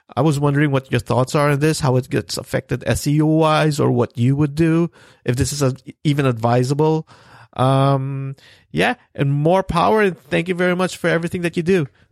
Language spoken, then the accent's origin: English; Vancouver, British Columbia, Canada; I'm from Vancouver, Canada